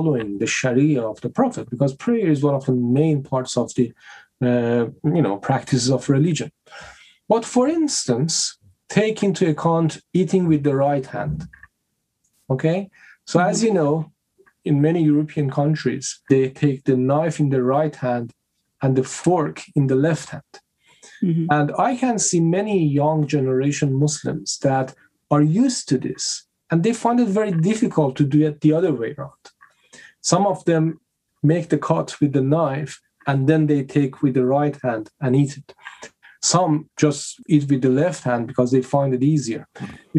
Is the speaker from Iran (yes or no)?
yes; Iran; I'm coming from Iran